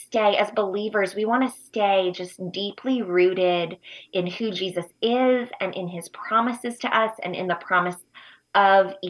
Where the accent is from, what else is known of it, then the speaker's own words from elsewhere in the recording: United States; moved away as an adult; also born or lived in Uganda; I was moving to my home country